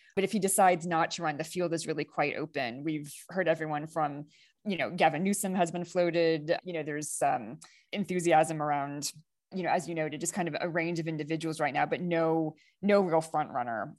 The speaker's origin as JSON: {"language": "English", "country": "United States", "said": "as an American citizen and voter"}